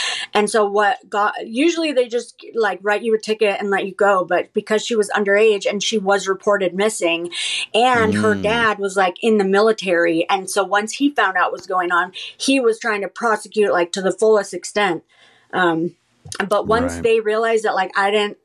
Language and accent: English; Southern California, United States; growing up in Southern California, which is where I'm from